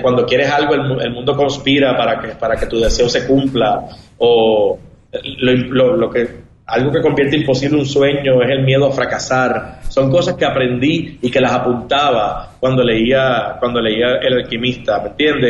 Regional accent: Puerto Rico; moved away as an adult; also born or lived in New York / Miami / Los Angeles / Spain; yo tengo la suerte o la bendición de haber nacido en Puerto Rico

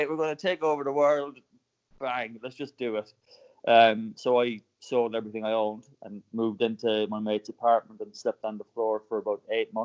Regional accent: Cork, Munster, Ireland; now in London, United Kingdom; So I went back to Cork in Ireland, where I'm from

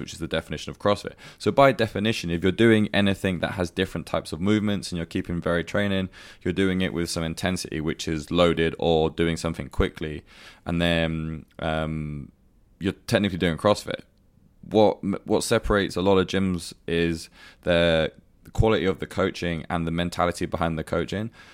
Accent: United Kingdom; moved away as an adult; now in Dubai, United Arab Emirates; my hometown in the UK

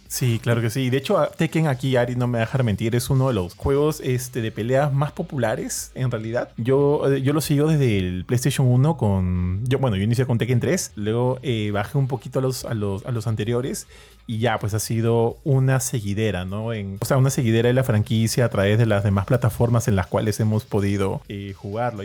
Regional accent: Peru; acá en Perú somos bastante orgullosos

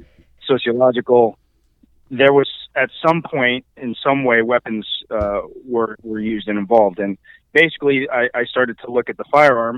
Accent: California, United States; also born or lived in East Coast / New Mexico / Oregon; I did spend the later years of my youth in California.

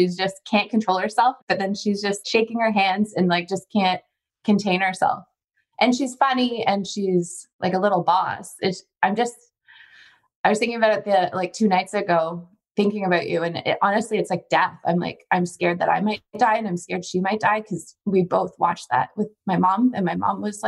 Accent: Ontario, Canada; We're from Ontario, though. So our whole, like, my entire extended family is in Ontario.

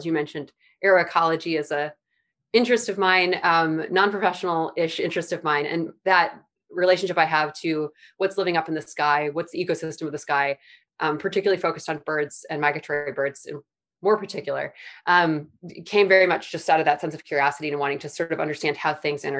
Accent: Midwest, United States; I grew up in the Midwest, so becoming a farmer wasn't that wild of a career path, but for where I grew up in the Midwest and what I grew up doing, there was no reason I should have gotten involved with plants at all.

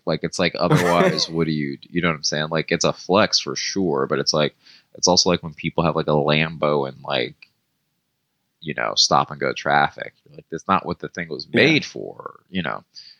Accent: Marietta, Georgia, United States; I'm from Georgia and that's just what people, it's like everyone had trucks, everyone built their own stuff, like, you know what I mean? Like, and I'm from Marietta, so it's not like I wasn't in like the woods

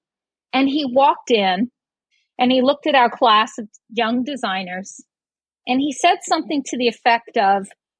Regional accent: New York City, New York, United States; also born or lived in Brooklyn / Staten Island; I grew up in New York City. I was born in Brooklyn and lived in Staten Island

